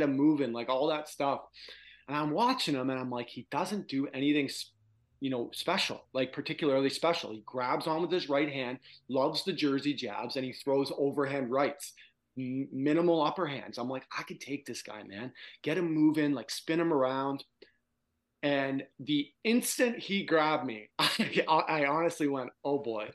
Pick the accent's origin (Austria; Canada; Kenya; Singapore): Canada; Toronto, Ontario; since I was a kid growing up in Toronto